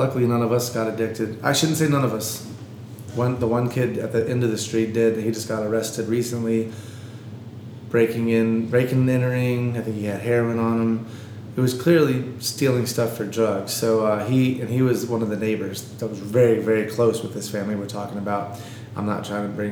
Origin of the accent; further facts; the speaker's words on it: Gastonia, North Carolina, United States; moved away; growing up in Gastonia, where drugs were everywhere, and people experimented